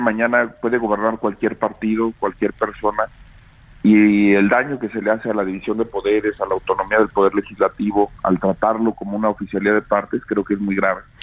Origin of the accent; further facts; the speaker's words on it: Zacatecas, Mexico; Yo soy, por ejemplo, zacatecano.